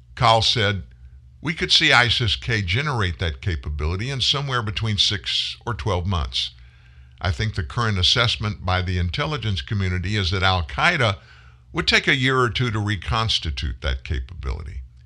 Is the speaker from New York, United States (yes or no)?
no; South Louisiana, United States; also born or lived in Pasadena, Texas / Houston, Texas; My family lived in Houston before we moved to South Louisiana when I was four, been in Louisiana ever since